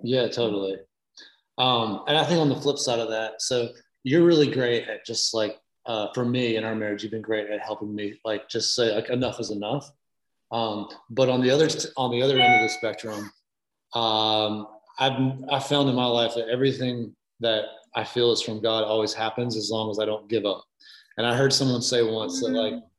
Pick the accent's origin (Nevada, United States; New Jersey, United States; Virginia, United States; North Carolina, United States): Virginia, United States; moved away as an adult; now in Nashville, United States; I've lived here for about 12 years and I'm from Virginia